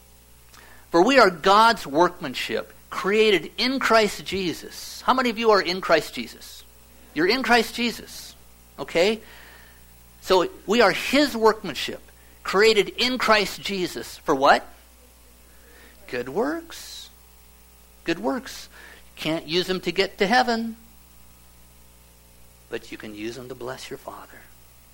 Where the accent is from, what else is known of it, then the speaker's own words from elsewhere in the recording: Nebraska, United States; I grew up in Nebraska. It's a lot of small towns where I grew up.